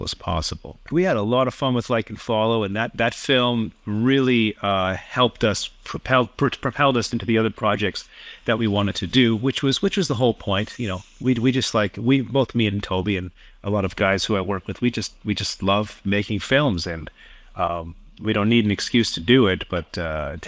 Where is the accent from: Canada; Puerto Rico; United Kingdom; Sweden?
Canada; Toronto, Ontario; moved away as an adult; now in Tokyo, Japan; I'm Canadian born. I've been in the animation business for about 25 years. Lived in Toronto for most of my life